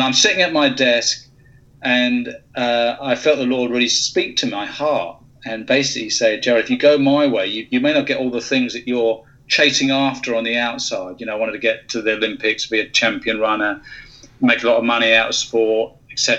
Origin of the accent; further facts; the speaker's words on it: United Kingdom; moved away; you can tell from my accent, originally from the UK.